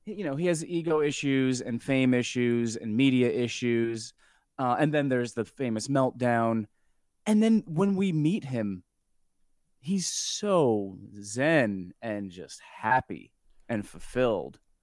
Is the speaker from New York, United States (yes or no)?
yes; New York, United States; I'm from New York